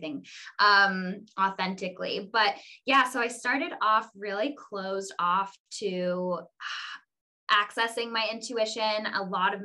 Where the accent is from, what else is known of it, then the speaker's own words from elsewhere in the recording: Ojai, California, United States; I was born and raised in Ojai, California